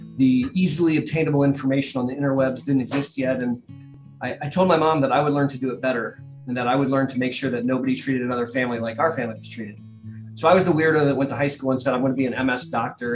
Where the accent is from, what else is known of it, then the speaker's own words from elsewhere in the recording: Columbus, Ohio, United States; I am a native of sunny Columbus, Ohio